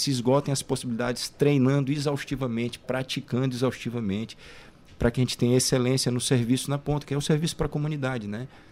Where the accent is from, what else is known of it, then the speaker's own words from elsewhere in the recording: Goiânia, Goiás, Brazil; now in São Luís, Brazil; Eu sou goiano, né? Nasci em Goiânia, em Goiás, mas já moro aqui no Maranhão há mais de 20 anos